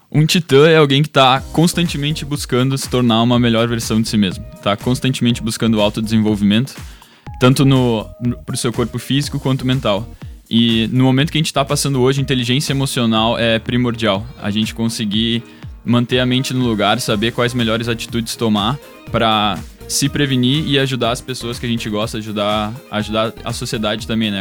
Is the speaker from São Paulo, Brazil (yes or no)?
no; Dois Irmãos, Rio Grande do Sul, Brazil; now in Porto Alegre, Brazil; Eu sou natural de dois irmãos, moro em Porto Alegre desde os meus 17 anos.